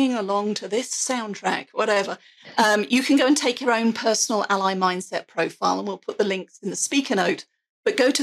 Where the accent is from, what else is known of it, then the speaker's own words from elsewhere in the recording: England, United Kingdom; I have an accent. I'm English